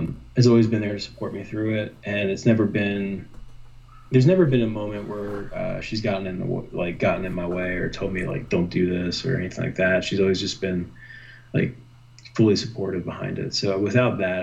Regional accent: Allentown, Pennsylvania, United States; I was raised in Allentown, Pennsylvania.

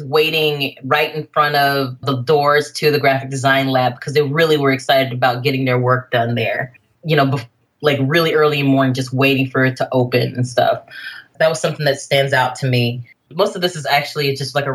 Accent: Jackson, Mississippi, United States; now in Bay Area, United States; I'm still in my hometown

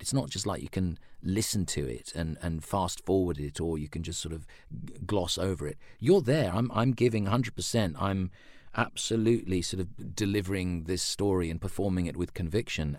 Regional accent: London, United Kingdom; now in Sydney, Australia; as a child growing up in London in the, in the seventies and eighties

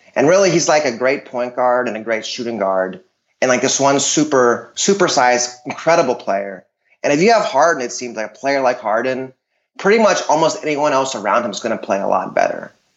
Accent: Dallas, Texas, United States; I'm from Dallas

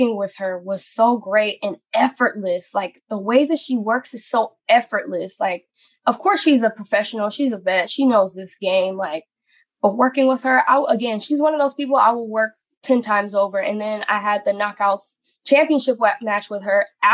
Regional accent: Atlanta, Georgia, United States; I'm originally from Atlanta

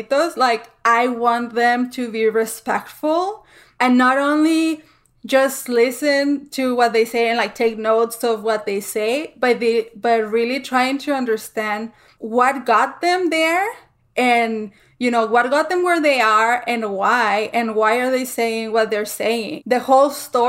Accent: El Paso, Texas, United States; we're all from El Paso and, like, we're all from the same city and, like, we know the same streets

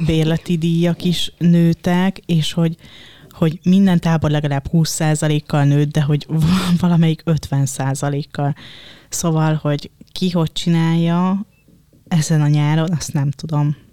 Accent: Dunaújváros, Fejér, Hungary; Én Dunaújvárosi vagyok, mm, de az anyukám most már Dunaföldváron lakik

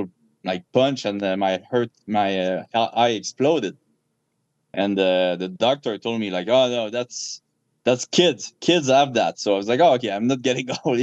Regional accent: Canada; I'm a Canadian gangster

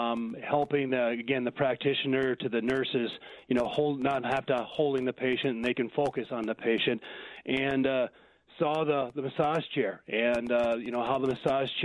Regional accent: Watertown, South Dakota, United States; born and raised in Watertown, South Dakota

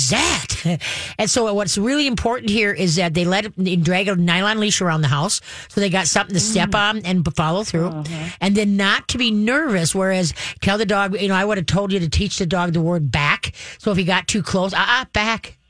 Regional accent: Roseville, Minnesota, United States; I grew up on Alameda

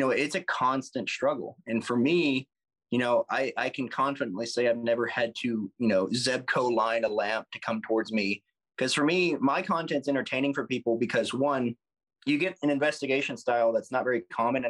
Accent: the South, United States; being from the South

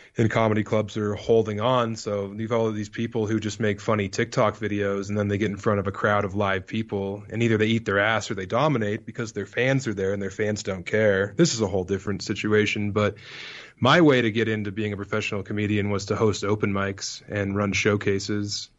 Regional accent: Elizabeth, Colorado, United States; moved away as an adult; also born or lived in Denver, Colorado / Las Vegas, Nevada; I'm from eastern Colorado. I'm from, like, an hour and a half away from Kansas and about an hour away from Denver

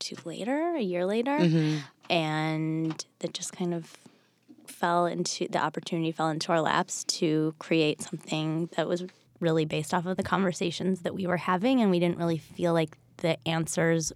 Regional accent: Bloomfield Hills, Michigan, United States; now in Los Angeles, United States; Outside of Detroit

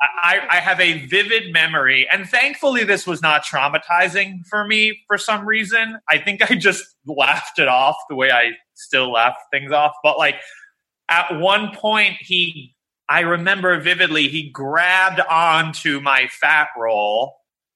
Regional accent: New York City, New York, United States; also born or lived in Evanston, Illinois; we were like chubby Jewish kids growing up in Queens

